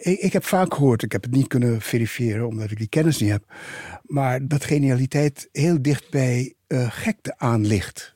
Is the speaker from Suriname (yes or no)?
yes; Suriname; het goede onderwijs wat we eh, in die tijd in Suriname hadden